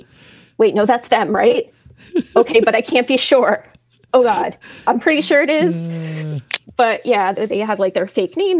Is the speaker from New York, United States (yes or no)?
yes; New York City, New York, United States; I'm from Brooklyn.